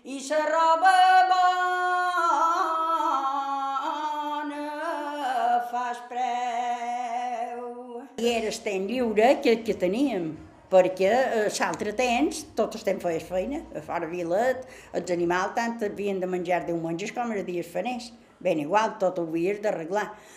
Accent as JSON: {"language": "Catalan", "town": "Manacor", "region": "Balearic Islands", "country": "Spain", "tie": "born or raised there", "said": "vàrem néixer totes a Sant Fortesa, són quatre germanes i un germà, vaig viure a Sant Fortesa fins que mos casaren"}